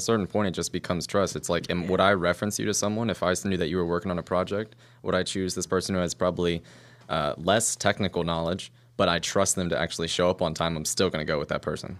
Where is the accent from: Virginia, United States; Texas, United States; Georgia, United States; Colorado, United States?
Virginia, United States; moved away; I'm from Virginia.